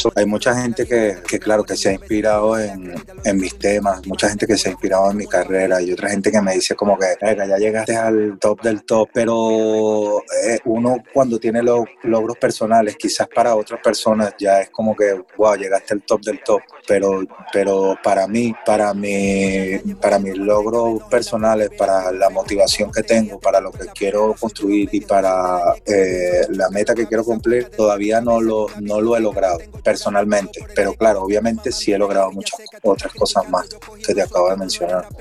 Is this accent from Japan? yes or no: no; Caracas, Capital District, Venezuela; del lado oeste, que es de donde yo soy, yo soy de Katia Gramón, de donde yo soy